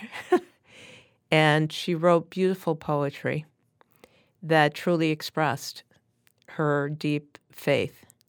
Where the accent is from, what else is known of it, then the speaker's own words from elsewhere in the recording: New York City, New York, United States; I grew up in Brooklyn, New York, and went to a Catholic, uh, grammar school and subsequently to a Catholic high school, both of who, which were in Brooklyn